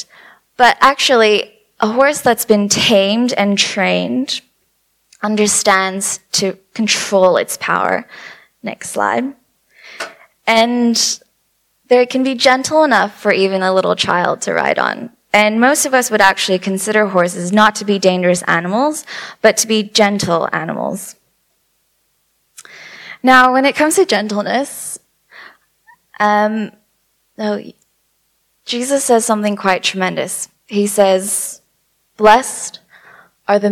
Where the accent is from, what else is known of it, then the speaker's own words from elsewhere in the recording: California, United States; I'm from California as well, and the sass kind of comes out